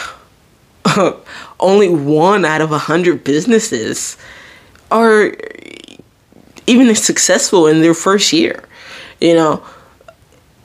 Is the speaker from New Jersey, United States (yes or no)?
yes; New Jersey, United States; I'm from Jersey